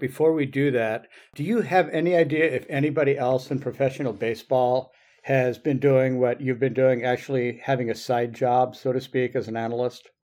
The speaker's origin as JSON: {"language": "English", "region": "Michigan", "country": "United States", "tie": "born or raised there", "moved": "yes", "said": "which is my home state originally"}